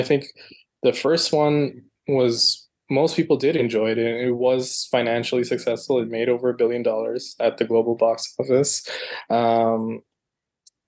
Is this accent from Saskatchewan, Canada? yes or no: no; Toronto, Ontario, Canada; Toronto is my hometown, so I've been living here for well over a decade now